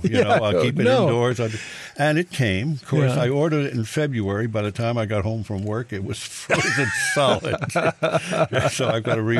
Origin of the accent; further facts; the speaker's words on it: New York City, New York, United States; moved away; I grew up in the Bronx